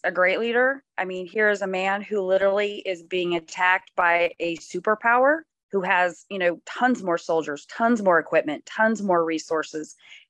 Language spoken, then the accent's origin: English; Midwest, United States; I'm from the Midwest